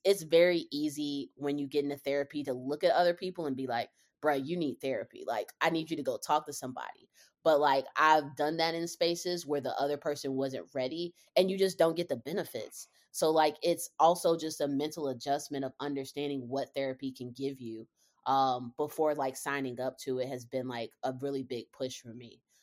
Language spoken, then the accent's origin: English; Charlotte, North Carolina, United States; moved away as an adult; also born or lived in Cincinnati, Ohio; born and raised in Charlotte, North Carolina